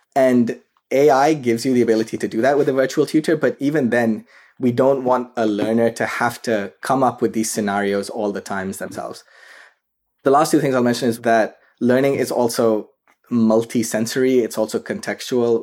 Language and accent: English; Karachi, Sindh, Pakistan; moved away as an adult; now in United States; I grew up in Karachi, Pakistan. That's where I was raised, and I came to the U S for undergraduate studies